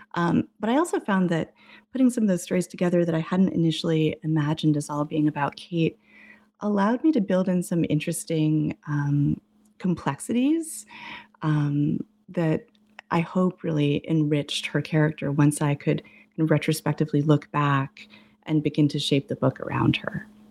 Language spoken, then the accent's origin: English; New England, United States; moved away as an adult; also born or lived in Massachusetts / Boston / Arizona; I grew up in New England, went to college